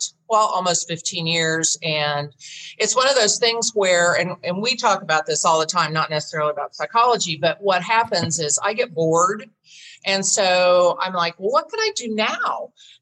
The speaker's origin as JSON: {"language": "English", "town": "Tulsa", "region": "Oklahoma", "country": "United States", "tie": "born or raised there", "moved": "yes", "said": "I was born and raised in Tulsa, left like most people"}